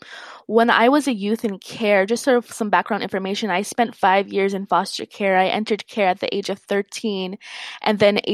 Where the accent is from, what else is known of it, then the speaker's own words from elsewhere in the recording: Puna, Big Island, Hawaii, United States; now in Hilo, United States; I currently live in Hilo. I've always been a Big Island girl, but I was raised in Puna. It's where I feel my roots are.